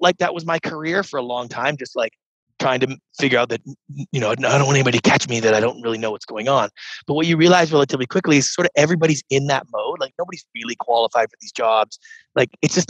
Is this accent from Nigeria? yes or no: no; Canada; moved away as an adult; now in United States; I grew up in Canada as a serial entrepreneur